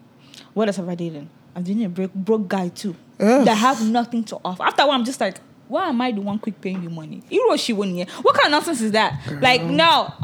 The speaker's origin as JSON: {"language": "English", "country": "Nigeria", "said": "Because I am a Nigerian woman."}